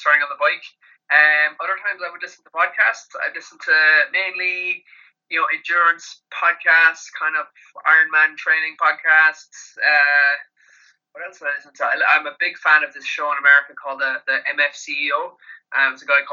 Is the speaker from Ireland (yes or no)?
yes; Kerry, Munster, Ireland; I'm from Kerry with some big farms down here